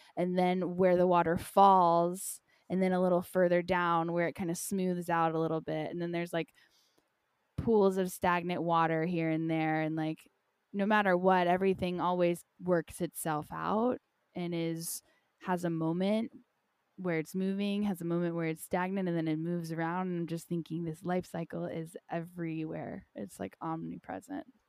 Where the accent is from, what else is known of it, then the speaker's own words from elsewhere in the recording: North Carolina, United States; moved away; also born or lived in Costa Rica; Growing up in North Carolina, in a nutshell, I had a really hard time growing up.